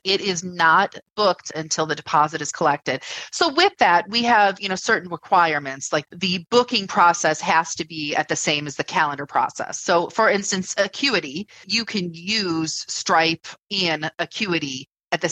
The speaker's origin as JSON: {"language": "English", "country": "United States", "said": "we're American"}